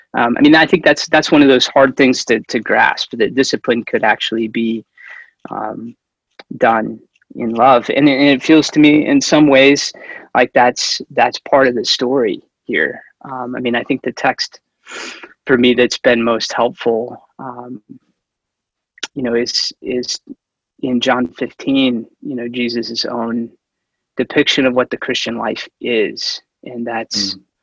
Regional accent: Central Indiana, United States; also born or lived in Lexington, Kentucky; now in Twin Cities, United States; I was born in Lexington, Kentucky, uh, so Southerner by by birth, um, but lived you know most of my growing up years in uh, Central Indiana

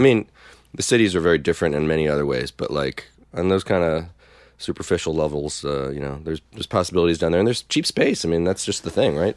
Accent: North Brunswick, New Jersey, United States; moved away as an adult; also born or lived in Brooklyn, New York; now in Philadelphia, United States; I grew up in Jersey

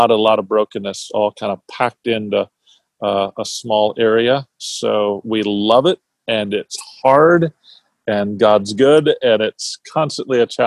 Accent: Minneapolis, Minnesota, United States; also born or lived in Montana / California; I grew up in Minneapolis

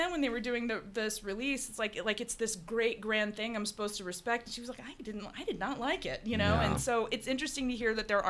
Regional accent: the South, United States; I grew up in the South, and then, but then my mom and my parents are from California and loved old movies.

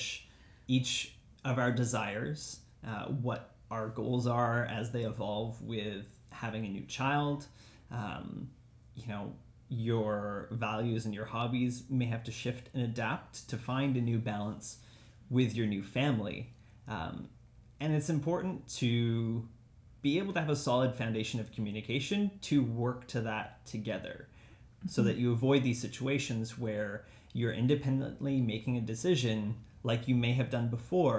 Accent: Delta, British Columbia, Canada; I grew up in Delta in Tawasin

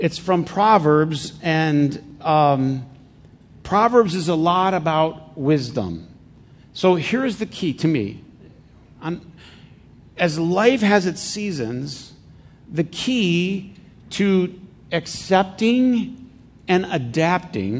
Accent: Flint, Michigan, United States; I grew up in Flint

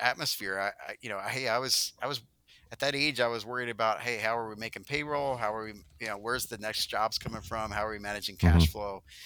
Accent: New Jersey, United States; I grew up in South Jersey. I actually grew up on a farm.

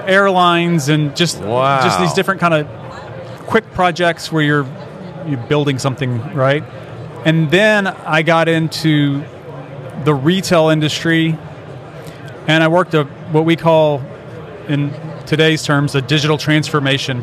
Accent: Liberty, Texas, United States; I grew up in Liberty, Texas, which is about 40 miles that way

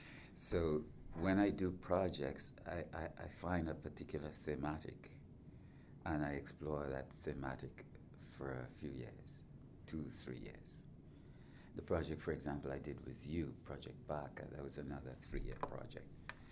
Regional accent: Trinidad & Tobago; also born or lived in United Kingdom / United States / Canada / Germany; But deep down, I feel like I'm a Trinidadian. But ironically, when I go back to Trinidad, some people say to me, are you from here?

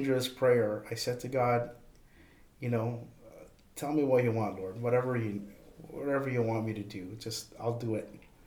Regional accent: Toronto, Ontario, Canada; moved away as an adult; also born or lived in Edmonton; the school moved to Toronto, oddly enough, I left, even though that was technically coming to my hometown

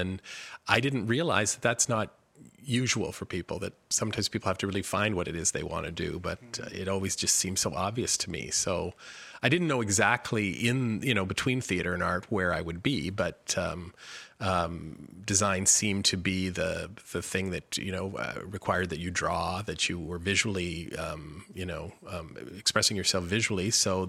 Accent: Kitchener-Waterloo, Ontario, Canada; born or raised there

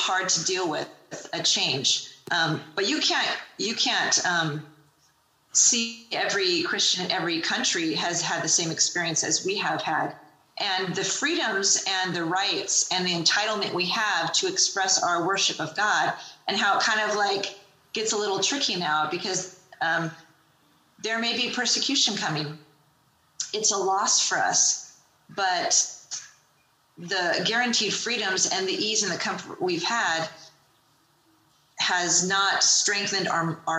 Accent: United States; I love being an American

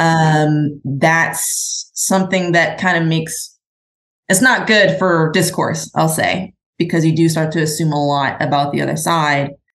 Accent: Midwest, United States; moved away as an adult; also born or lived in California; I was raised in the Midwest

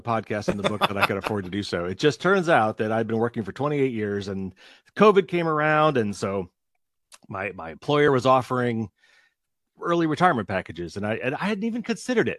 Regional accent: Indiana, United States; accent: Midwestern; It is Midwestern. I'm from Indiana.

